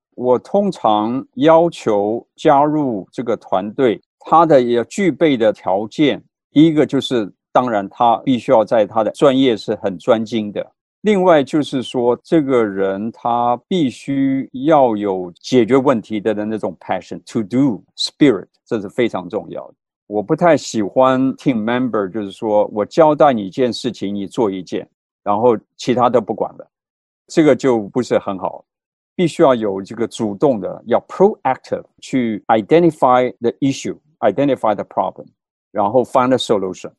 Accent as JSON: {"language": "Chinese", "country": "Taiwan", "tie": "born or raised there", "also_born_or_lived": "Boston, United States", "moved": "as an adult", "said": "我是从台湾长大读书出来的，在对台湾长大读书出来的"}